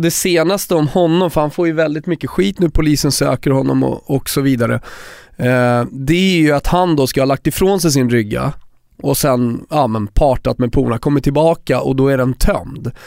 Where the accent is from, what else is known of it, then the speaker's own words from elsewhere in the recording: Sweden; jag är svensk